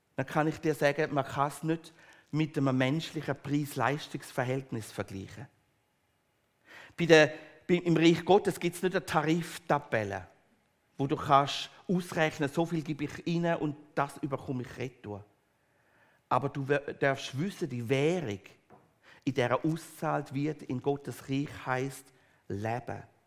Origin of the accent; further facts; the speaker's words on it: Switzerland; wir als Schweizer